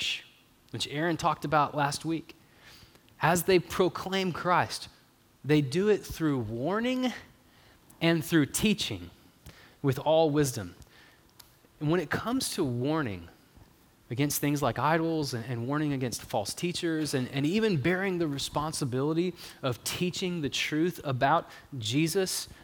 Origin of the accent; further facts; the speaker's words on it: Longview, Texas, United States; now in Marshall, United States; as a person who grew up at Moberly